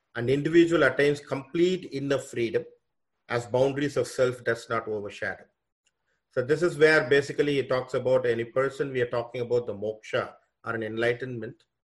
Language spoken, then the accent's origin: English; India; also born or lived in Fairfield, Iowa, United States; now in Toronto, Canada; I was born from India. Basically, I'm now I'm in Canada, Toronto, uh, working in a college here as a professor.